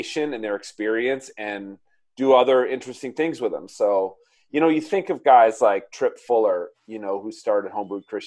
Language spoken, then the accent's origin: English; Minnesota, United States; also born or lived in California; I grew up here in Minnesota